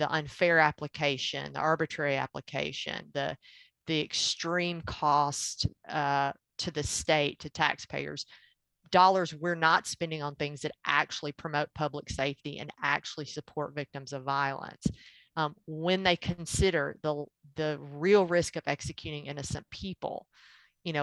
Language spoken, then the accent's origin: English; Tennessee, United States; also born or lived in Georgia; I was born and raised in Tennessee